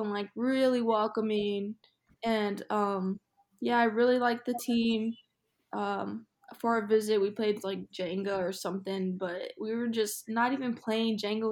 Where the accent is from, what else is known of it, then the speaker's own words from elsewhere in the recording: Phoenix, Arizona, United States; moved away as an adult; now in Chicago, United States; I'm from Phoenix